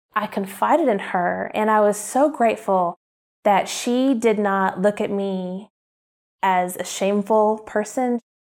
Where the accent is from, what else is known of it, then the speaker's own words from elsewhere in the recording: Oklahoma, United States; moved away; this housewife from Oklahoma, the Bible Belt, who loves Target and Starbucks